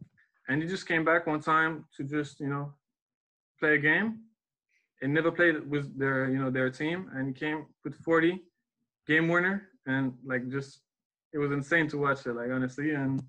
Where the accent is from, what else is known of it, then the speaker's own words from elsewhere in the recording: Paris, Île-de-France, France; also born or lived in Oklahoma, United States; I was born and raised in Paris